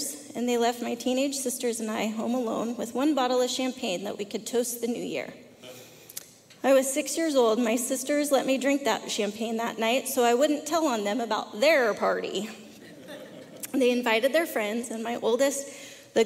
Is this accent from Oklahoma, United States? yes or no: no; California, United States; accent: Southern; also born or lived in Arkansas; We moved to California from Arkansas when I was 4 years old.